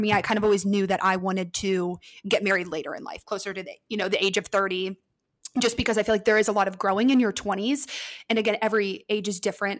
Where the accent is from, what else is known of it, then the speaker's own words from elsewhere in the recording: Ohio, United States; I'm from Ohio